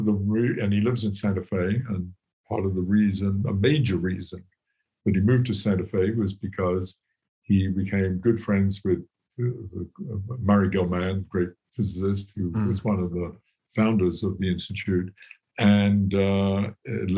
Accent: England, United Kingdom; moved away as an adult; now in United States; I grew up in England in a very classic, very, very disciplined, rigid education

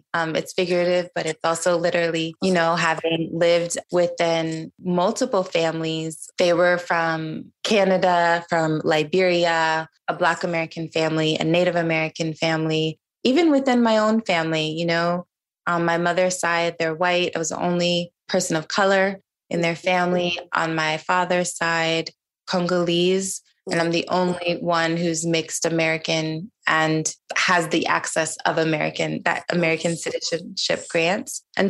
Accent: Niger; now in United States; I grew up in Niger, which was predominantly Muslim country.

